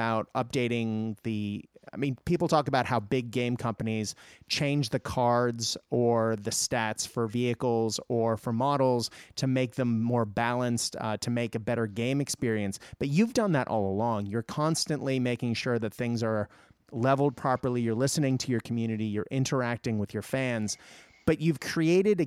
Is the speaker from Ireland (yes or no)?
no; Japan; moved away; I grew up in Japan